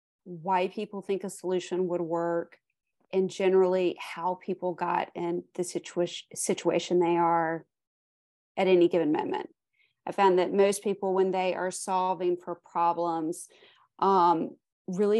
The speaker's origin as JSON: {"language": "English", "town": "Greenville", "region": "South Carolina", "country": "United States", "tie": "born or raised there", "also_born_or_lived": "New Zealand", "said": "I am coming to you from Greenville, South Carolina. This is where I was born and raised."}